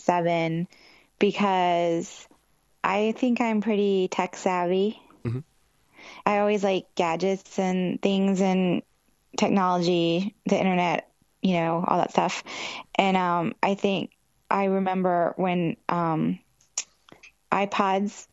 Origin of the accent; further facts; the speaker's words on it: South Carolina, United States; also born or lived in New York; now in Los Angeles, United States; I'm from South Carolina